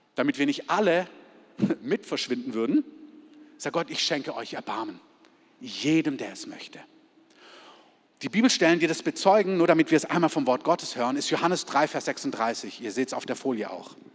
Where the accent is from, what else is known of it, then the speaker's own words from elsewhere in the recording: Germany; als Deutsche